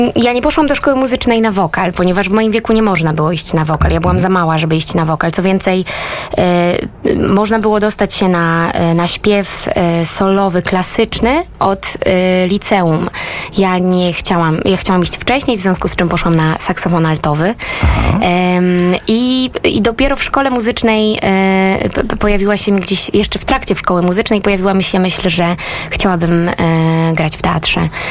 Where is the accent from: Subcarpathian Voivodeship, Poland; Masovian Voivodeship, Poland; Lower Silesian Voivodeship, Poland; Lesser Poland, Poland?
Lesser Poland, Poland; Rożnów; also born or lived in Nowy Sącz; Urodziłam się w Małopolsce, y, w małej miejscowości Rożnów nad Jeziorem Rożnowskim.